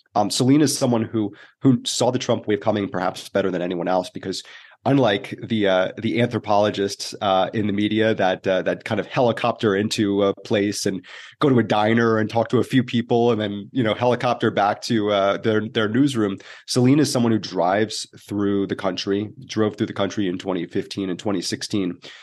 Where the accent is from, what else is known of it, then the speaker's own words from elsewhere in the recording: New Jersey, United States; moved away as an adult; also born or lived in Syracuse, New York / New York City; I grew up in the East Coast, it was New Jersey